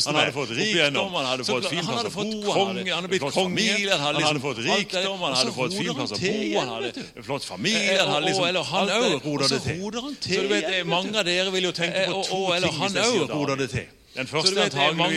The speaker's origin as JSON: {"language": "Norwegian", "town": "Søgne", "region": "Agder", "country": "Norway", "said": "Men jeg er jo bare fra Søgne, tross alt."}